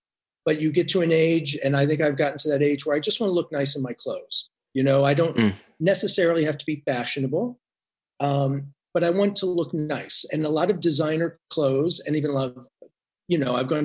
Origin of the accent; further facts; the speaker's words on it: Indiana, United States; I grew up in Indiana